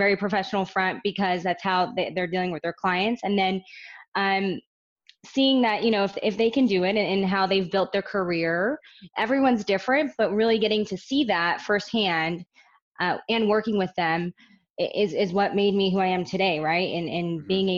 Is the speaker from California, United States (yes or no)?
yes; Orange County, California, United States; I'm born and raised in Orange County.